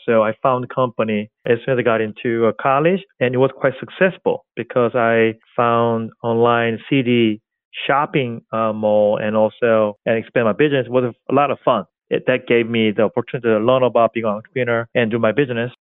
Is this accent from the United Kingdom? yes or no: no; South Korea; English is a second language; moved away as an adult; also born or lived in Seoul, South Korea; now in New York, United States; So I came from South Korea, a suburb area like Charleston in America, seaside area, suburb. I'm like country boy. I grew up at there.